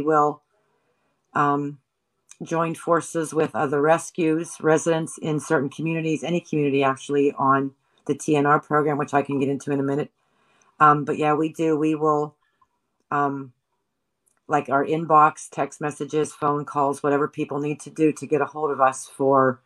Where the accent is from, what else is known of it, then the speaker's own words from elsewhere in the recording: Johnstown, Pennsylvania, United States; moved away; I'm originally from a city called Johnstown, which is Cambria County